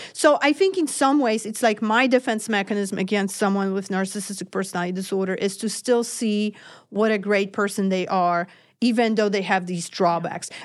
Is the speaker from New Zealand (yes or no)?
no; Poland; now in United States; I am from Poland